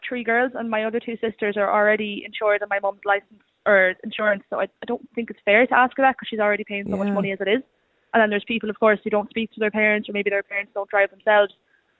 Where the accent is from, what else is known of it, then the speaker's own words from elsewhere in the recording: Westmeath, Ireland; moved away as an adult; now in Galway, Ireland; I'm from Westmeath originally, but I'm up here studying.